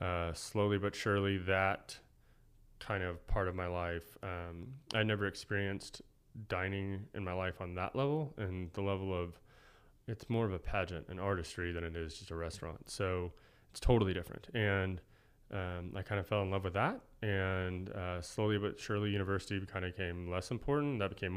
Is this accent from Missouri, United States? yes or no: no; Oklahoma City, Oklahoma, United States; Oklahoma City.